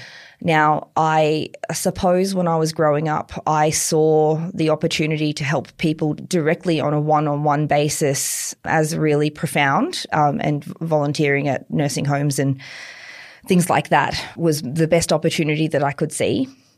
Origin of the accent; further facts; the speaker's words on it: Queensland, Australia; Yeah, I'm from Bobcatter country. I'm from a country where we grew up line dancing and it's very different to here.